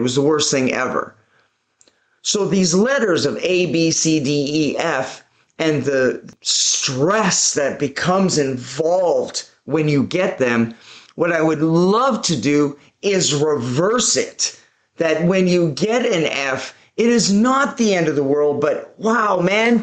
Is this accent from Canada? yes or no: yes; Vancouver, British Columbia, Canada; I was born and raised in Vancouver, British Columbia, Canada